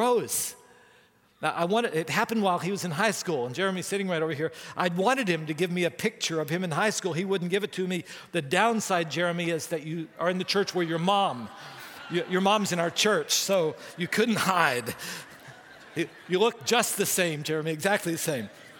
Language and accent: English; West Virginia, United States; I grew up in West Virginia